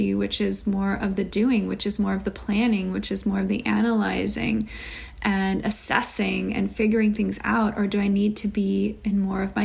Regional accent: Chicago, Illinois, United States; Growing up in Chicago

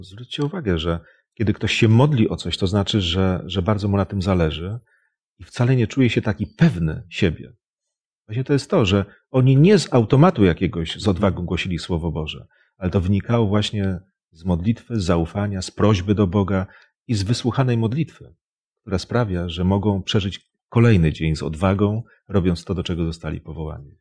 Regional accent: Poland; jesteśmy Polakami

